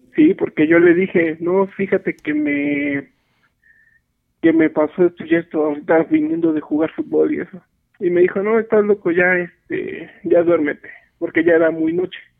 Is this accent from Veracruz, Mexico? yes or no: no; Real del Monte, Hidalgo, Mexico; moved away as an adult; also born or lived in Paseo de Chavarría, Pachuca; now in Pachuca, Mexico; En sí yo soy de Real del Monte. Este, apenas tengo año y medio viviendo aquí en, en Paseo de Chavarría